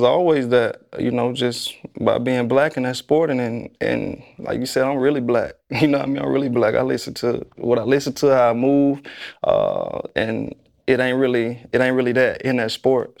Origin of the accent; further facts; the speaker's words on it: Tuscaloosa, Alabama, United States; I'm from Tuscaloosa